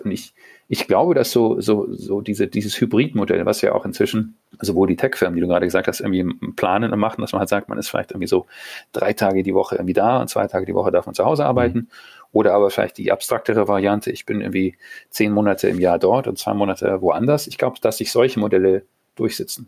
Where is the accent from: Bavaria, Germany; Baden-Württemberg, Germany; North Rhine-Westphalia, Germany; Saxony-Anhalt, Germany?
Bavaria, Germany; Munich; moved away; meine Geburtsstadt und ich, ich liebe sie sehr.